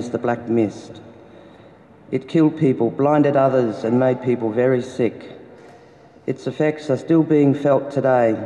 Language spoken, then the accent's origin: English; Koonibba Aboriginal Mission, near Ceduna, South Australia, Australia; I was born on Kuniba Aboriginal Mission in 1951. The mission is about 40 kilometres west of Ceduna in South Australia. I now live just out of Ceduna with my husband